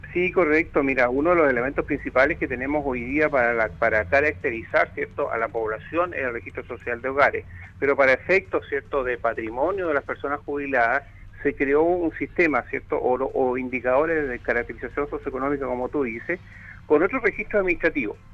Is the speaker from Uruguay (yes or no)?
no; Chile; como buenos chilenos somos